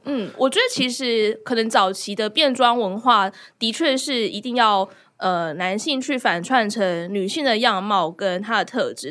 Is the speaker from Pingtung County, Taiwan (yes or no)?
no; Kaohsiung, Taiwan; 我的家乡